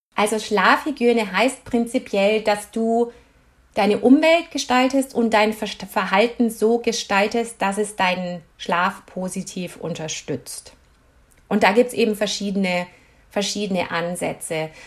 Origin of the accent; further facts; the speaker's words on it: Germany; moved away as an adult; also born or lived in United States; now in Canada; ich bin Deutsche.